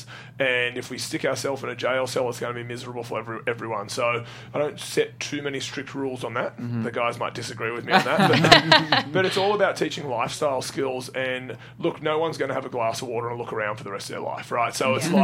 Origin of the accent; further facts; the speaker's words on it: Australia; I'm Australian